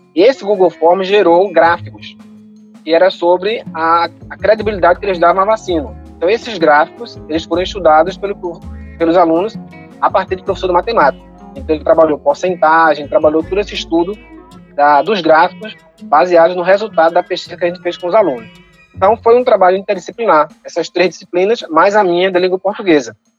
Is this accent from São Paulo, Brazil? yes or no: no; Paulista, Pernambuco, Brazil; Nós somos de Paulista, Pernambuco, uma cidade que fica 20 minutos de Recife